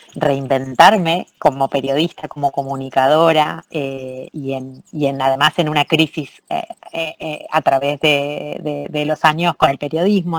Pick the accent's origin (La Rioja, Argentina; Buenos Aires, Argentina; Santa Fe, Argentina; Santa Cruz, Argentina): Santa Fe, Argentina; Rosario; moved away as an adult; now in Barcelona, Spain; Argentina, de donde vengo, no solamente Rosario, que es mi ciudad de origen